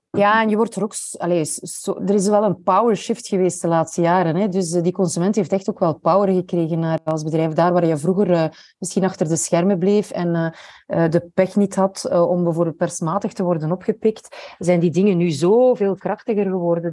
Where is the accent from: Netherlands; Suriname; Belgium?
Belgium; als Belg